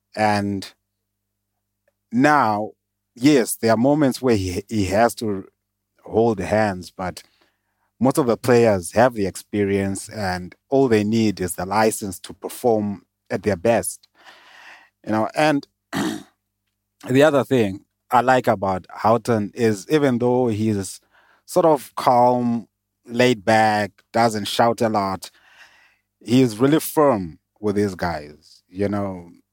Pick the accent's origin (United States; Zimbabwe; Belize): Zimbabwe; moved away as an adult; now in South Africa; I was born in Zimbabwe, o, moved to South Africa, um, in the twenty tens.